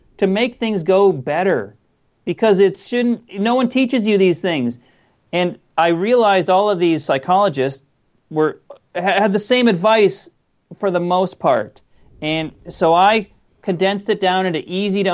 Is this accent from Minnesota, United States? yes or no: yes; Minnesota, United States; moved away; I'm from Minnesota originally